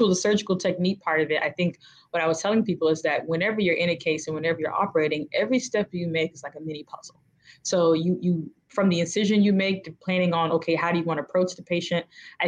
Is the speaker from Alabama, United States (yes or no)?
no; Tallahassee, Florida, United States; It was actually amazing. I mean, I like being a small town girl. I like being in a place where you don't really have to lock your doors or worry about who's next to you.